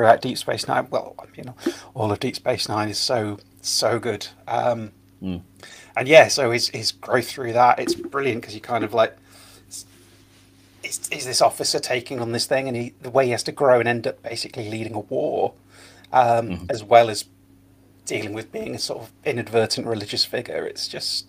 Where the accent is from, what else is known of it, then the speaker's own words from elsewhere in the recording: Lincoln, East Midlands, United Kingdom; my hometown of Lincoln